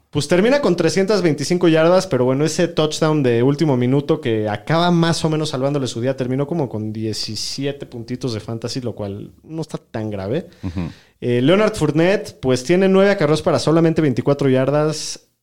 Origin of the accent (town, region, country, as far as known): Mexico